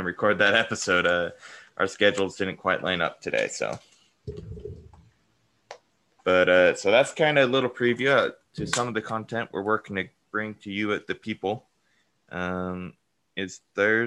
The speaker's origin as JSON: {"language": "English", "region": "Colorado", "country": "United States", "said": "being from Colorado"}